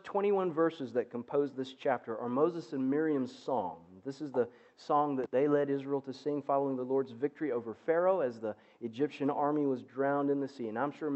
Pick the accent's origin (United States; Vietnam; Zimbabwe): Zimbabwe; moved away; Growing up in Southern Africa was just incredible for a little boy